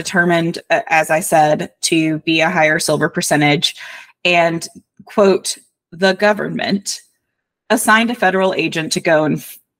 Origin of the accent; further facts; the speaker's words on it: Kentucky, United States; It is, but I'm also from Kentucky